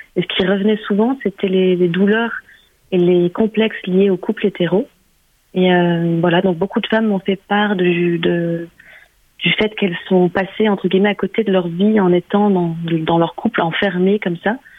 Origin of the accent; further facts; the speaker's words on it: Germany; moved away; j'ai grandi en Allemagne